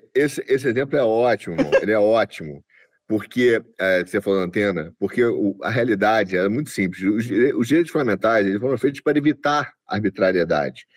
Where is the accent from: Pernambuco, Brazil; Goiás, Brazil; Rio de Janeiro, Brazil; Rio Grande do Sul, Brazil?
Rio de Janeiro, Brazil; eu nasci no Rio, você sabe, dá para notar